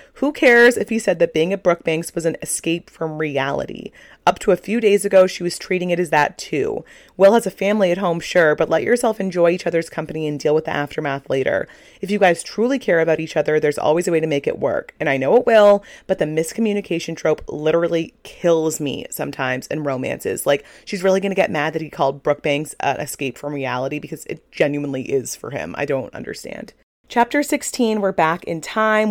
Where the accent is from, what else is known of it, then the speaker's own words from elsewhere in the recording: Kennebunk, Maine, United States; my hometown in Kennebunk, Maine